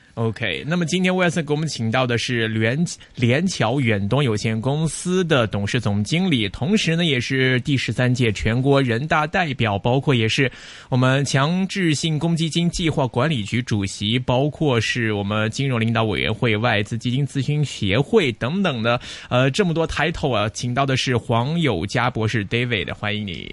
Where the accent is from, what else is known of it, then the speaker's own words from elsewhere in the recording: Hong Kong; 我们香港人同时在内地工作